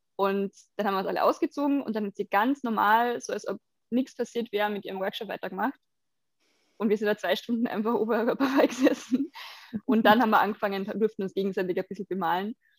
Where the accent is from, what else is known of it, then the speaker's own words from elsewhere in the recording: Carinthia, Austria; moved away; in Kärnten stattfinden, wo ich herkomme ursprünglich